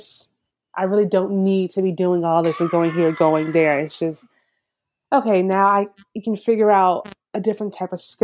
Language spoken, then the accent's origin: English; Sarasota, Florida, United States; I was born and raised in Sarasota.